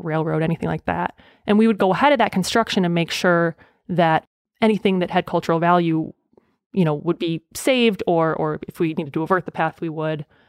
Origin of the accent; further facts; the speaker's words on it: Burlington, Wisconsin, United States; now in Kentucky, United States; I'm from Burlington, Wisconsin, technically Boner's Lake